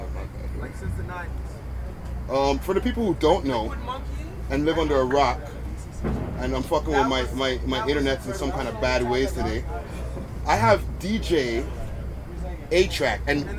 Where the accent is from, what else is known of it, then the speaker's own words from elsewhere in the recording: Montreal, Quebec, Canada; now in Toronto, Canada; I always make sure to make people know I'm from Montreal.